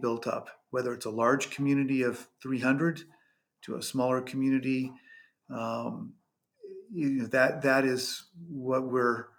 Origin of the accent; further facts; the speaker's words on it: California, United States; moved away as an adult; also born or lived in Colorado; I moved from California, where I was born and raised